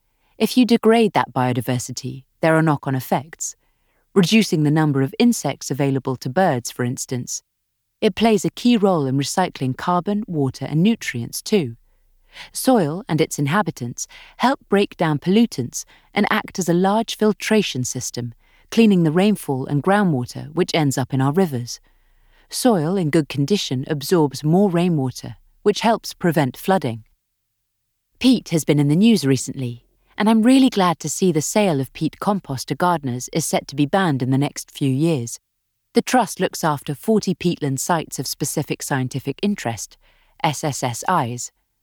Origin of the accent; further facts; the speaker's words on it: Australia; also born or lived in South America; I grew up in South America and Australia, and my degree was land and water science at the University of Sydney.